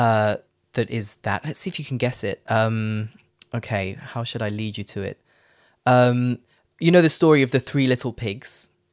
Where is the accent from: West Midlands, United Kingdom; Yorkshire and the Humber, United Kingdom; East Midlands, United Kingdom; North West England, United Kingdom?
East Midlands, United Kingdom; Leicester; moved away as an adult; also born or lived in Netherlands / London / Phnom Penh, Cambodia / Paris, France; now in Frankfurt, Germany; I'm from Leicester